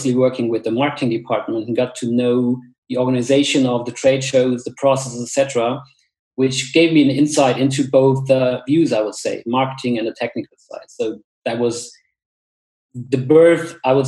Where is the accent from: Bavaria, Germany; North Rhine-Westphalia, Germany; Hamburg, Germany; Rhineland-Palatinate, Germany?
Rhineland-Palatinate, Germany; village near Koblenz; moved away as an adult; now in Munich, Germany; I grew up in a super small village, I would say, somewhere in a western forest close to Koblenz in the River Rhine Valley